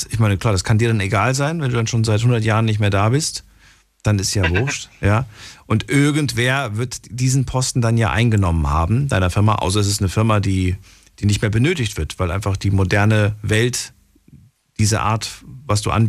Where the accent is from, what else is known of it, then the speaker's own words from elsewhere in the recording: Mannheim, Baden-Württemberg, Germany; Ich bin aus Mannheim. Aus Mannheim.